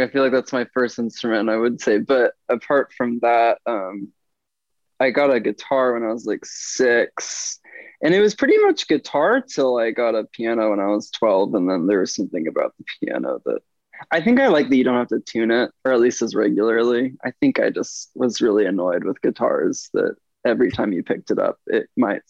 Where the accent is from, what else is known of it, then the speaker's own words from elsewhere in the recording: Springfield, Missouri, United States; also born or lived in Kansas City / New Hampshire / Illinois; I was born in Kansas City, Missouri, but my family moved around a bit. We lived in New Hampshire for a couple of years, Illinois for a couple of years, but we moved back to Missouri when I was 11. So I say I'm from Missouri.